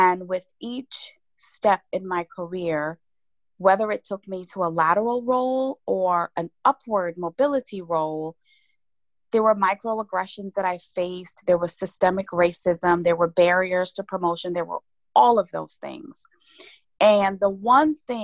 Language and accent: English; Guyana; moved away; as a little girl, growing up in Guyana, I grew up being the last of 10 children